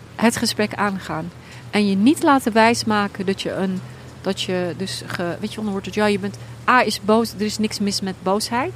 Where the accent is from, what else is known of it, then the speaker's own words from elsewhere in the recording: Netherlands; ik ben opgegroeid in Nederland